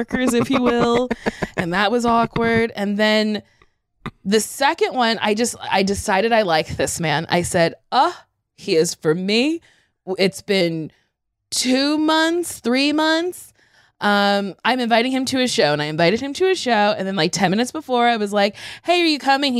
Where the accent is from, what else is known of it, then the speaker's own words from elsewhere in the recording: New Jersey, United States; I'm from Jersey